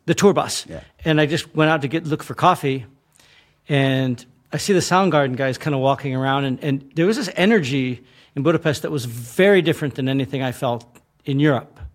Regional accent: United States; we grew up with this thing of communism mm. in America

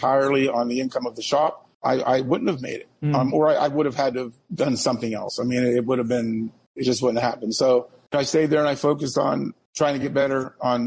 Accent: Pittsburgh, Pennsylvania, United States; moved away as an adult; now in Erie, United States; a shop I grew up with back in Pittsburgh

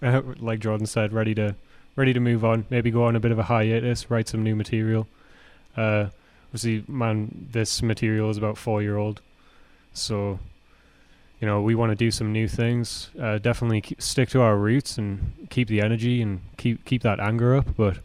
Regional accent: Newcastle, North East England, United Kingdom; Yeah, Newcastle Brown. I'm from Newcastle, even though it's made in Leeds.

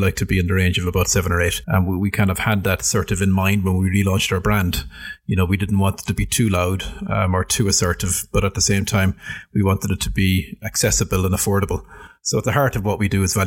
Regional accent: Ireland; moved away as an adult; also born or lived in Britain; as an Irish person working in a big British company like British Airways

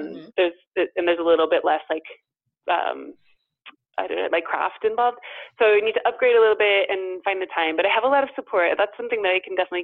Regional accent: the South Bay, Bay Area, California, United States; moved away as an adult; also born or lived in Olympia, Washington; now in Paris, France; growing up in California

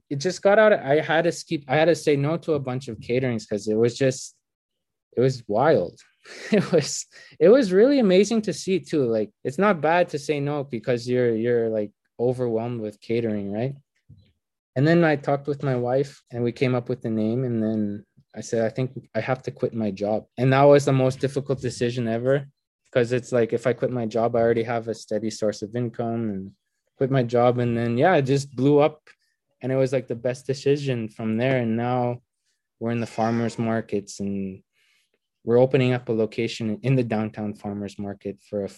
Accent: Attawapiskat First Nation, Northern Ontario, Canada; I'm from the Attawapiskat First Nations, which is located in Northern Ontario, just along the west coast of James Bay.

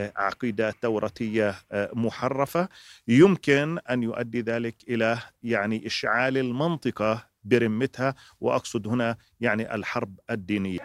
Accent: Palestine; علينا كفلسطينيين

